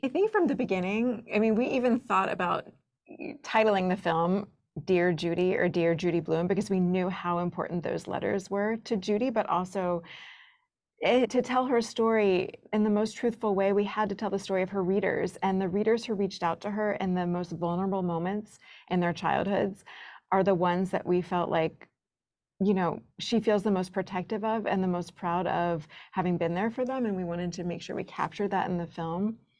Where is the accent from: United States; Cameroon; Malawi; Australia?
United States; the South; as a kid growing up in the South